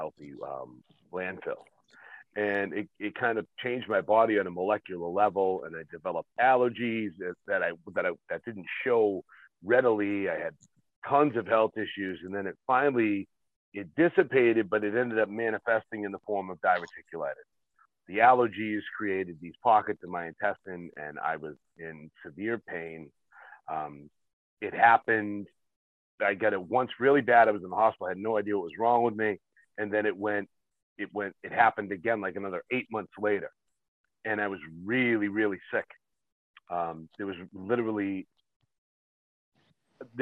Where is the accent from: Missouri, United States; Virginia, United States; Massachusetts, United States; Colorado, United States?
Massachusetts, United States; I'm from Massachusetts